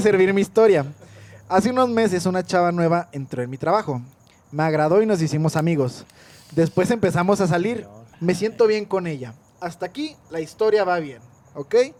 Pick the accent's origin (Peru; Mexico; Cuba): Mexico; northern Mexico; Somos norteños